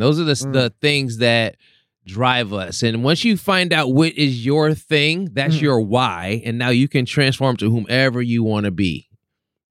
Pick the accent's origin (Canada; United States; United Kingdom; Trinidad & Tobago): United States; Los Angeles, California; I'm from South Central Los Angeles